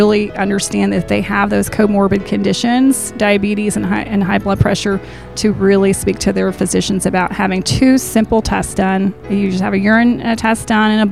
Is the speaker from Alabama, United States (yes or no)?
yes; the Shoals area, Alabama, United States; I am from the Shoals area.